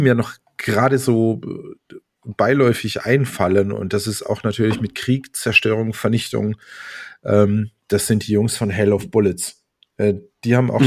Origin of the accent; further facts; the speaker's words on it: Karlsruhe, Baden-Württemberg, Germany; aus meiner Heimat Karlsruhe